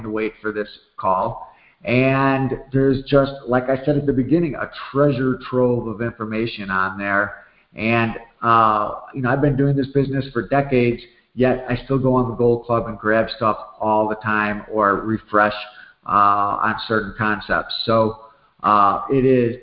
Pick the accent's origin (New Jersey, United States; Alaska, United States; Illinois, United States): Illinois, United States; Chicago; moved away; I grew up over there. I was on 67th and South Shore